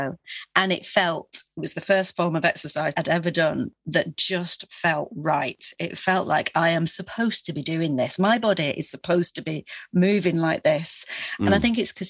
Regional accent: Manchester, North West England, United Kingdom; now in London, United Kingdom; growing up in Manchester, it was so full of the arts, music and theatre

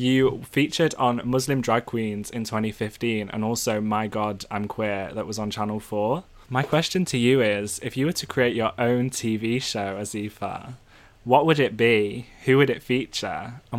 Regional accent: North Wales, United Kingdom; for me growing up in North Wales as a white person

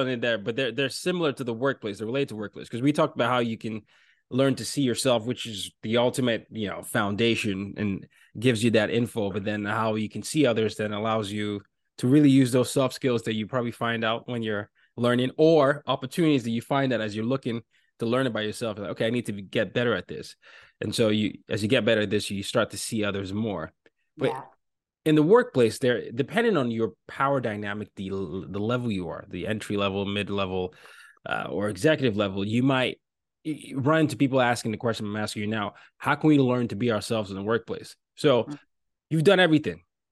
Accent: Lagos, Nigeria; also born or lived in Northern Virginia; now in New York City, United States; my hometown, Lagos, Nigeria

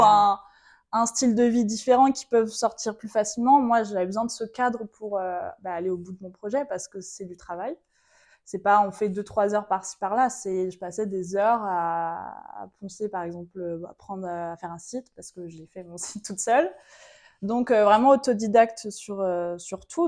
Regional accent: Vendée, Pays de la Loire, France; moved away as an adult; now in Martinique; j'ai grandi en Vendée, donc rien à voir, beaucoup moins exotique, jusqu'à mes 18 ans avec ma famille

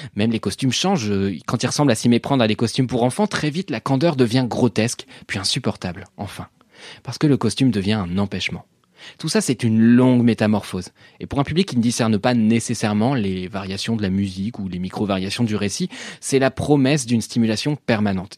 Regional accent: France; also born or lived in Paris / Normandy; je suis parisien et normand

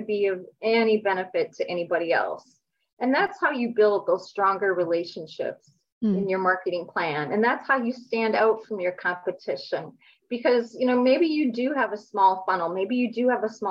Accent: Minnesota, United States; I was born and raised in Minnesota

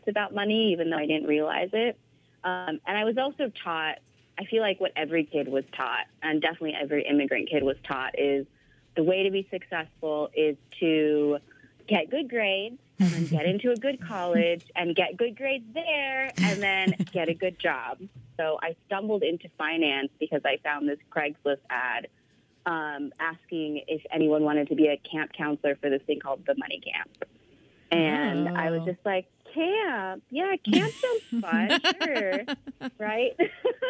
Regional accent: Bay Area, California, United States; also born or lived in Philippines; I grew up in the Bay Area in California, but I was born in the Philippines, and I moved here when I was 2

